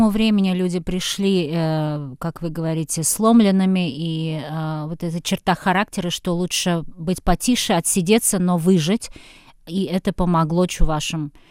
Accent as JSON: {"language": "Russian", "town": "Kazan", "region": "Tatarstan", "country": "Russia", "tie": "born or raised there", "said": "несмотря на то, что я выросла в Казани, я поняла, что я о чувашах не знаю вообще ничего из детства."}